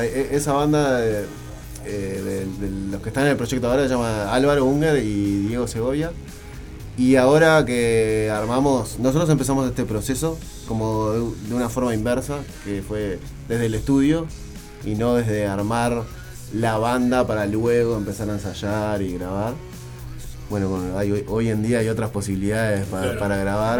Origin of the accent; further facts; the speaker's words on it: Montevideo, Uruguay; nosotros tres venimos de Sayago